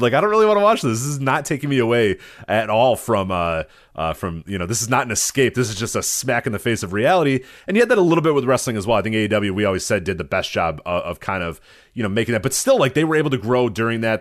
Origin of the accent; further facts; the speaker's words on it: Chicago, Illinois, United States; as a Chicagoan